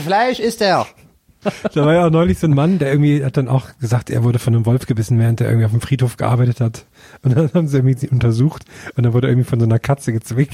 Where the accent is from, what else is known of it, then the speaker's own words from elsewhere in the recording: Thuringia, Germany; in Thüringen ist jetzt zum Beispiel in meinem Heimatdorf